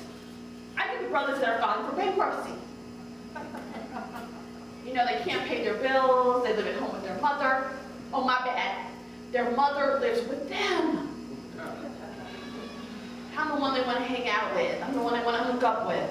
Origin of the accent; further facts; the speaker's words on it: Oak Park, Illinois, United States; I grew up in the suburb of Chicago called Oak Park